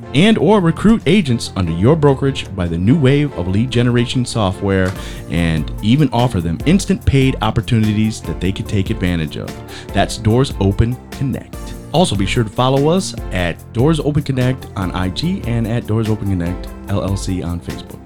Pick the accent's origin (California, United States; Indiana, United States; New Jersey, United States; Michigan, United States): Michigan, United States; now in Florida, United States; I'm from Michigan as well.